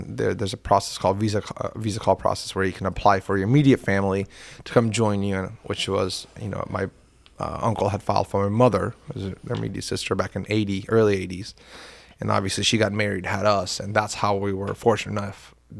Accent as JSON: {"language": "English", "town": "Carter County", "country": "United States", "tie": "born or raised there", "said": "And also, you know, my accent, even if I had any, got covered up by growing up in Carter County."}